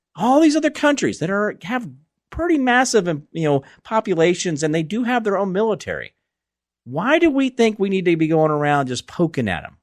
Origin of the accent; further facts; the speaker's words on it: Phoenix, Arizona, United States; moved away as an adult; also born or lived in Kansas; I grew up in Phoenix as a young man, and I was born there, and I lived most of my adult life i, in Arizona, I mean, in Kansas